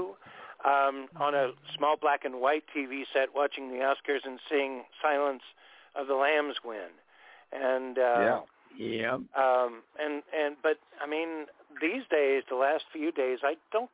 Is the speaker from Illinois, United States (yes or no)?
no; California, United States; I'm a Californian all my life